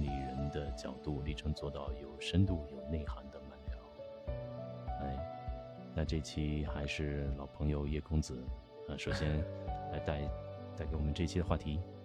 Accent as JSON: {"language": "Chinese", "region": "Northeast China", "country": "China", "said": "因为我是东北人"}